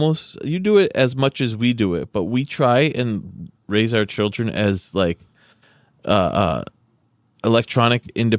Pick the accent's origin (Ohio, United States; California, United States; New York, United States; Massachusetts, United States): Massachusetts, United States; I grew up in Western Mass.